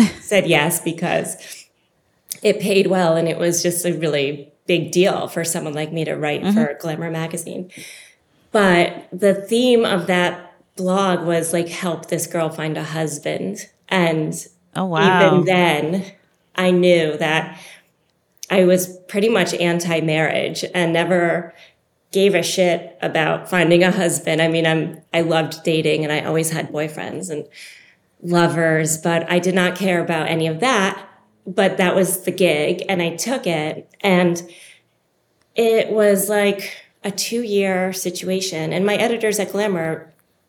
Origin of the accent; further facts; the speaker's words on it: Longmeadow, Massachusetts, United States; I grew up in Longmeadow, Massachusetts